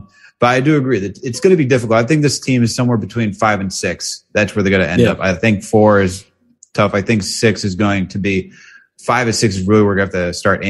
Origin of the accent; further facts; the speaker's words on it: White Plains, New York, United States; moved away as an adult; now in Boston, United States; I'm originally from New York. Like I'm from White Plains, lived in New York for like 25 some odd years.